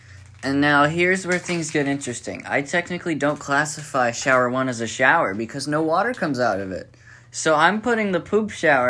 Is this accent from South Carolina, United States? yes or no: no; Houston, Texas, United States; I'm from Houston.